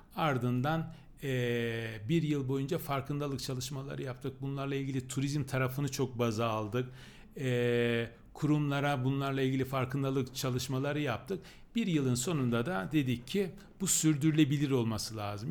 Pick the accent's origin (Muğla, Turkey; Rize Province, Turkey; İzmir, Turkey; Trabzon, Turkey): Rize Province, Turkey; Çamlıhemşin; now in Ankara, Turkey; ben Rize Çamlı hemşinliyim